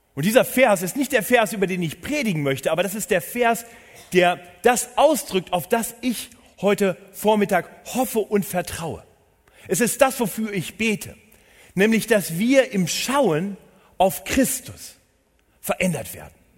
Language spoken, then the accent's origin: German; Northern Germany, Germany; moved away as an adult; now in Munich, Germany; Ich bin gebürtiger Norddeutscher